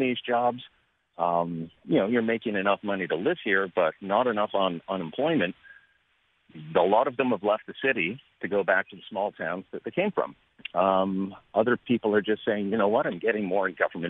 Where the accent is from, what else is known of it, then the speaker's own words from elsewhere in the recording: Canada; as a Canadian